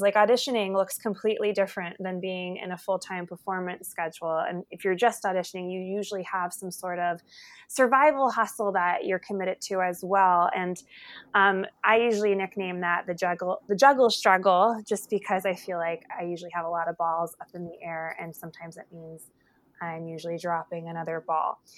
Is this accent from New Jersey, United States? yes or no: yes; New Jersey, United States; moved away; I'm originally from New Jersey